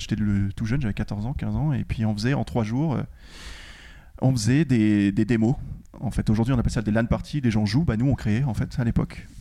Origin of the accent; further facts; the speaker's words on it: France; je suis français